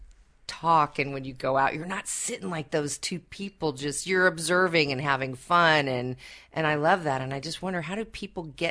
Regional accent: Seattle, Washington, United States

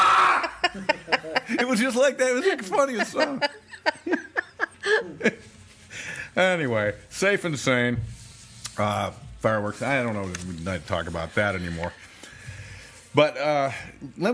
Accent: Bend, Oregon, United States; in my hometown, this is Bend, Oregon

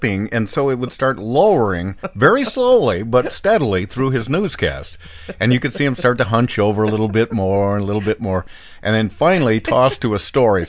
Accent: Bend, Oregon, United States; When I was a kid in my hometown of Bend, Oregon

